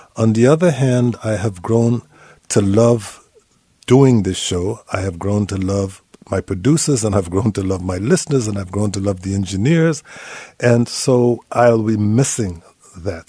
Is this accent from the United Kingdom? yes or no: no; Guyana; moved away as an adult; also born or lived in Montreal, Canada / New York, United States; now in United States; I am from Guyana. It's the only English speaking country in South America.